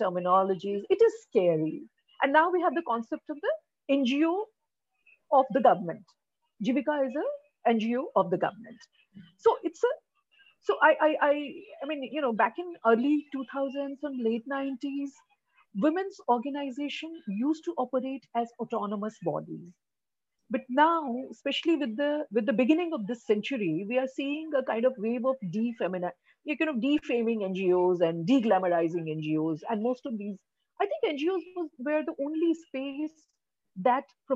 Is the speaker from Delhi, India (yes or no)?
no; Bihar, India; I work in Bihar, I'm from Bihar